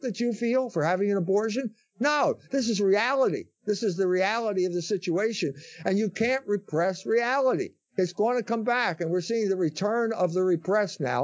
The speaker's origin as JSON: {"language": "English", "town": "Philadelphia", "region": "Pennsylvania", "country": "United States", "said": "I come from Philadelphia."}